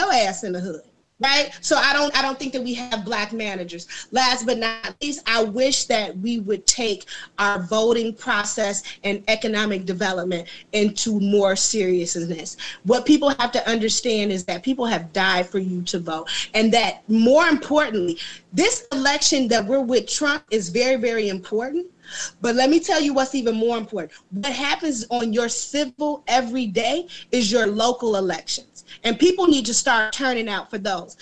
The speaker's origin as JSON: {"language": "English", "town": "Muskegon Heights", "region": "Michigan", "country": "United States", "tie": "born or raised there", "also_born_or_lived": "Chicago, Illinois", "moved": "as an adult", "said": "I moved back to a small town called Muskegon, Michigan, which is where I grew up in the Heights"}